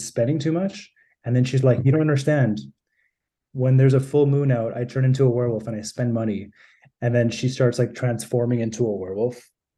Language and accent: English; Toronto, Ontario, Canada; I grew up in Toronto